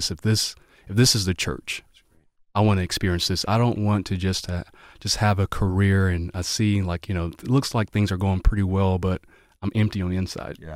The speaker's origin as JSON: {"language": "English", "region": "the South", "country": "United States", "said": "I'm from the I'm from the South too. My parents are in the military."}